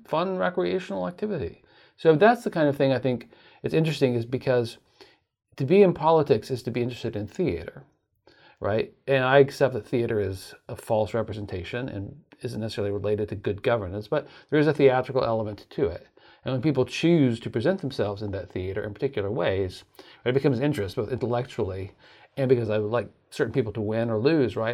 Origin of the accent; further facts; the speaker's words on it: Oklahoma, United States; moved away as an adult; now in Virginia, United States; became a teacher at the University of Tulsa in my home state of Oklahoma